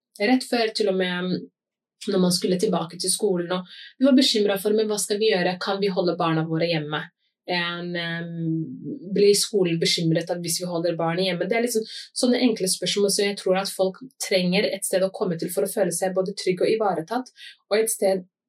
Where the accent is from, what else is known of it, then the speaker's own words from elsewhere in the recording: Somalia; now in Norway; Som somalier